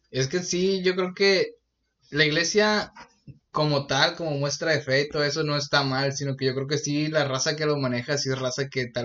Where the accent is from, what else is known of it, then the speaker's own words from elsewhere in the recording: Sinaloa, Mexico; en Sinaloa hemos tenido un chingo de deportistas